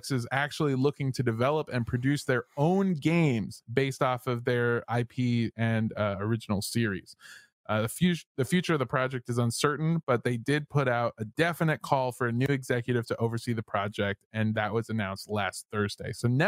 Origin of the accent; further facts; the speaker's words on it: Memphis, Tennessee, United States; I'm from Memphis, Tennessee, motherfucker county.